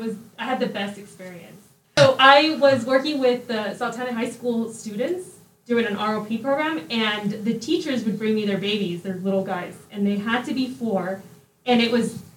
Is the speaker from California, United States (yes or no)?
yes; Hesperia, California, United States; English is a second language; I went to about 5 different elementary schools throughout Hesperia Unified.